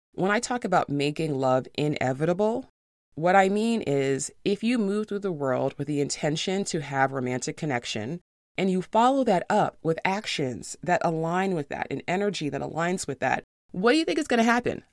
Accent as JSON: {"language": "English", "town": "New York City", "region": "New York", "country": "United States", "said": "I'm from New York City"}